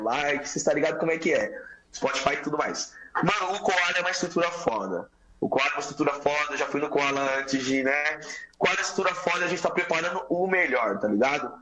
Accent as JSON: {"language": "Portuguese", "region": "São Paulo", "country": "Brazil", "tie": "born or raised there", "said": "Eu fui nascido na Cracolândia, boca do lixo"}